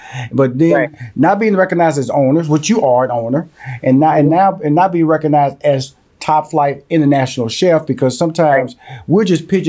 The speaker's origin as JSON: {"language": "English", "town": "Houston", "region": "Texas", "country": "United States", "tie": "born or raised there", "said": "And I'm from Houston, Texas, born and raised, and so I'm a Southern boy."}